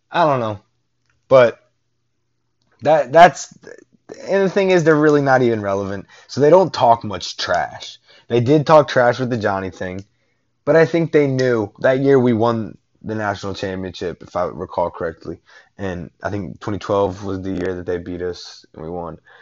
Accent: Northport, Alabama, United States; now in Houston, United States; I was born in Northport, Alabama. All right, that's like minutes away from the University of Alabama's campus my father worked the University of Alabama for like damn near 30 years

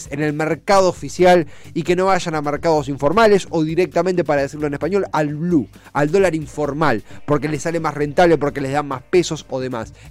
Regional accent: Argentina; ninguno de nosotros es turista porque somos argentinos, eh, locales, domésticos

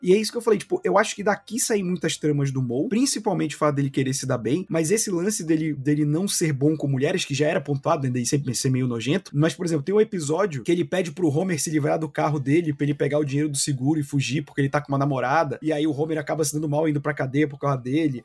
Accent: Belém, Pará, Brazil; A gente cresceu em Belém

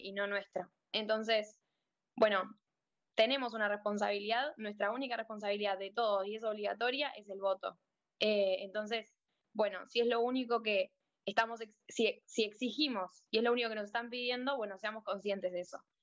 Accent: La Plata, Buenos Aires Province, Argentina; soy de La Plata

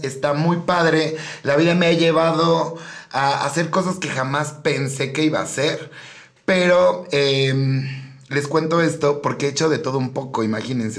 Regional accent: Ixtapan, State of Mexico, Mexico; moved away as an adult; now in Querétaro, Mexico; ixtapense de corazón, bien bonito mi pueblito hermoso en el Estado de México. Llegué a Querétaro hace dos años

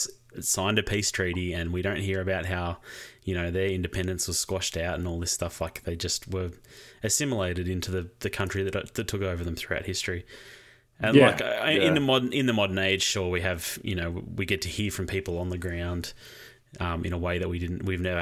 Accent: Australia; As an Australian

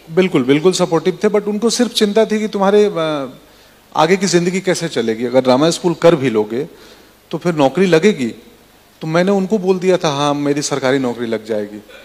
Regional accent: Bihar, India; moved away as an adult; मैं बिहार से आता हूं वहाँ सुविधाएं नहीं थी सड़कें नहीं थी मेरे गांव से पटना डेढ़ सौ किलोमीटर था

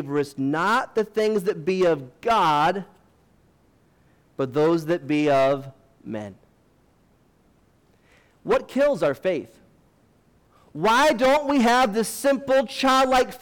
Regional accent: United States; I'm an American

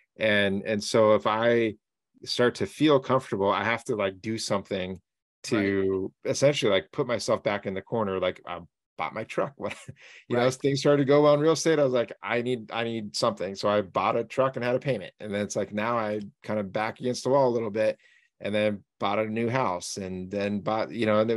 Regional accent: Southern Oregon, United States; I grew up here in Southern Oregon

